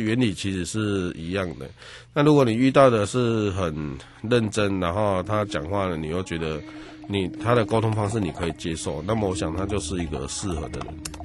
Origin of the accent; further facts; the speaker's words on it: Yunlin County, Taiwan; 我本身是云林人